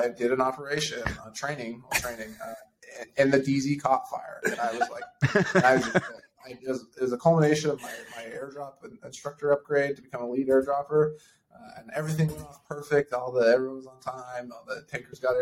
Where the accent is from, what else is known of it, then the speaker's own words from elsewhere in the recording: New Mexico, United States; moved away as an adult; I grew up in New Mexico